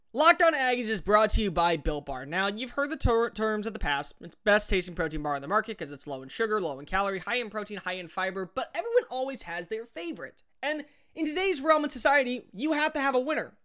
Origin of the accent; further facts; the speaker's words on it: Houston, Texas, United States; also born or lived in Alabama; I grew up in Houston and I live in Houston.